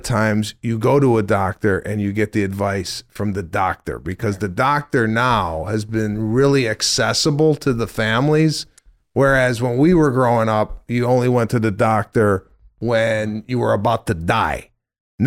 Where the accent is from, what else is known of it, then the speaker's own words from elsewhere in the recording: Chicago, Illinois, United States; I'm from Chicago